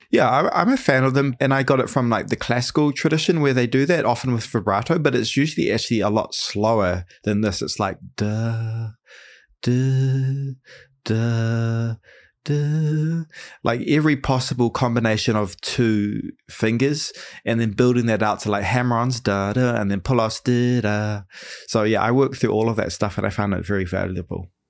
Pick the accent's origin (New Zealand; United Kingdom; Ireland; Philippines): New Zealand; now in United States; I'm from New Zealand